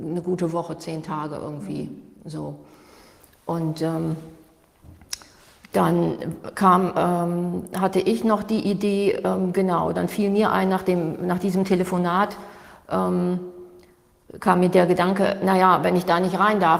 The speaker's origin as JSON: {"language": "German", "region": "Hamburg", "country": "Germany", "said": "Ich komme aus Hamburg"}